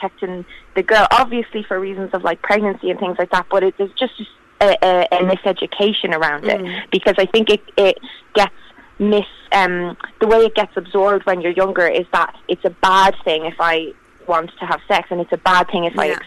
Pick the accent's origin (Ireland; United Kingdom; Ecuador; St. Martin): Ireland; I'm in Ireland, and I grew up in Ireland